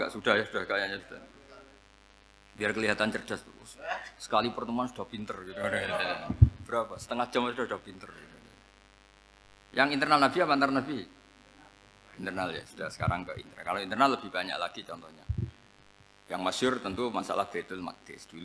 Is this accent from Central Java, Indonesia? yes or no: yes; Rembang, Central Java, Indonesia; Kayak saya kan orang Rembang. Rembang itu apanya Jogja?